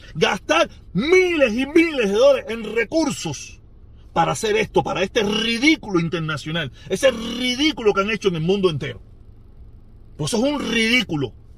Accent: Cuba; Los cubanos

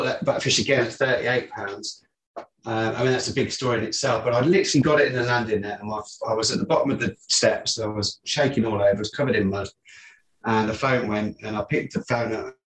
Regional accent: Coventry, West Midlands, United Kingdom; now in Ham, United Kingdom; I'm from Coventry. So I've been here, though, now 5 years longer than I lived in Coventry

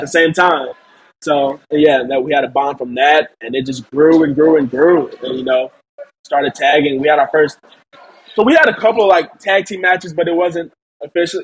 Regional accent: St. Louis, Missouri, United States; my hometown, St. Louis

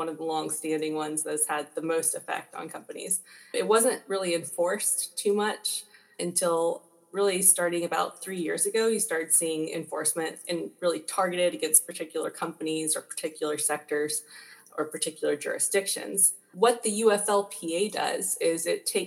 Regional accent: Georgia, United States; moved away as an adult; also born or lived in China / New York / Hong Kong; I'm from Georgia originally. I went to University of Georgia for undergrad

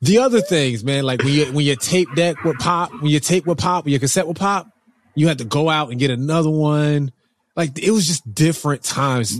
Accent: New Jersey, United States; I'm from New Jersey

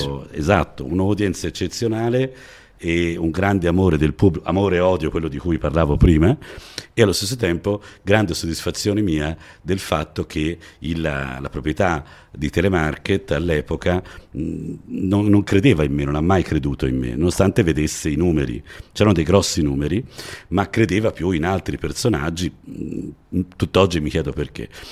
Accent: Florence, Tuscany, Italy; io ho avuto forse la fortuna di nascere a Firenze, già, già chi nasce a Firenze insomma ha una dizione eh, comprensibile un po' in tutta Italia

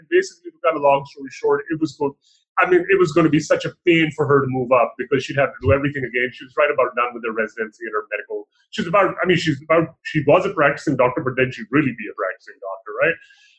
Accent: Dubai, United Arab Emirates; born there; also born or lived in Pakistan; I was born in Dubai. I lived for a good portion of my life in Pakistan as well.

